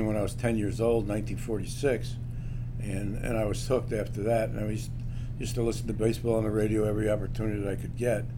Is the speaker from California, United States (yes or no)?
no; New York City, New York, United States; now in Chicago, United States; Brooklyn, because that's where I was born